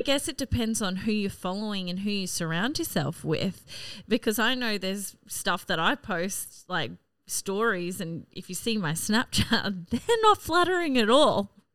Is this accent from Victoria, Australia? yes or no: no; North Queensland, Australia; also born or lived in Rockhampton / Brisbane; now in Cairns, Australia; growing up in North Queensland